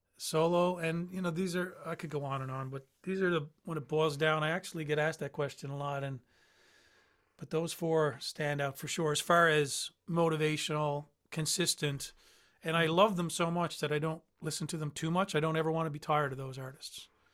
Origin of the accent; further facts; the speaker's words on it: St. John's, Newfoundland and Labrador, Canada; in the boroughs of Newfoundland, Saint John's where I'm from